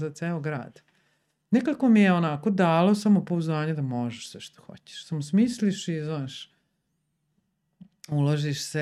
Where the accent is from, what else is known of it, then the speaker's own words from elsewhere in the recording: Sombor, Vojvodina, Serbia; also born or lived in Zagreb / Subotica; ja sam iz Sombora, mm. nisam iz Beograda.